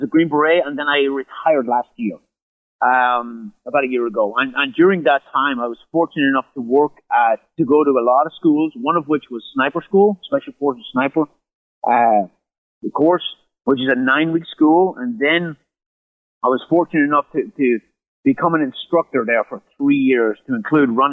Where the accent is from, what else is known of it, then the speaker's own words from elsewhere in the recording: Ireland; moved away as an adult; I grew up in Ireland, lived there till I was 25.